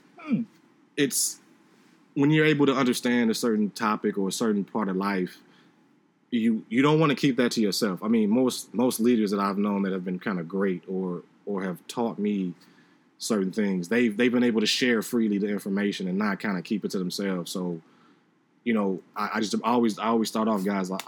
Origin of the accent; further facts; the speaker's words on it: Chicago, Illinois, United States; Phil and I are from Chicago